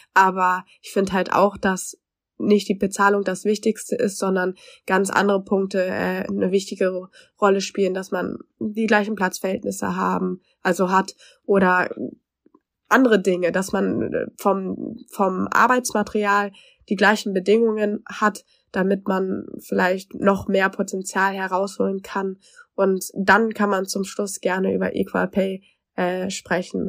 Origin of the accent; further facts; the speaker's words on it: Germany; ich als Deutsche